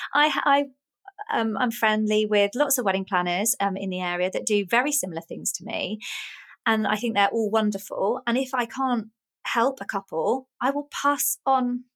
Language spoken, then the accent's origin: English; Oxford, South East England, United Kingdom; moved away; also born or lived in Essex; I was born in Oxford and oh. um, grew up there. And then I lived in Essex for a little while